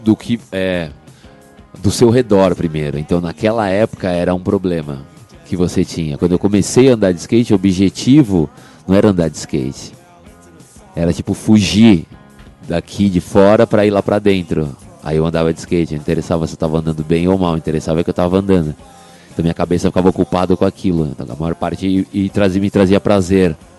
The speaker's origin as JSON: {"language": "Portuguese", "country": "Brazil", "tie": "born or raised there", "said": "eu nasci no Brasil"}